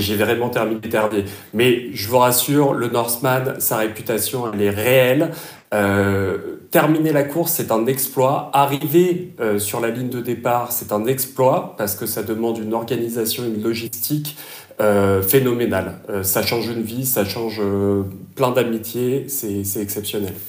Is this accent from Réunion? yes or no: yes; Réunion; also born or lived in Alfortville; now in Germany; je suis originaire de La Réunion à la base